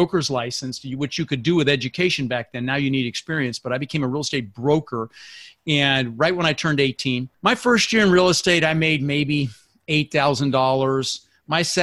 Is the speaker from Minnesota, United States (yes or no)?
no; Denver, Colorado, United States; born or raised there; also born or lived in Netherlands